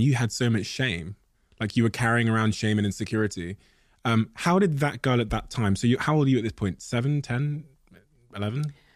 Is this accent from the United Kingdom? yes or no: yes; Plymouth, South West England, United Kingdom; born or raised there; also born or lived in Botswana